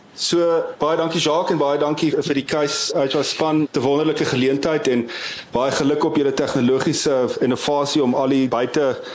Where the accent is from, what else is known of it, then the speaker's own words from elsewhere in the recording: North-Eastern Cape, South Africa; daar waar ek vandaan kom in die Noordoos-Kaap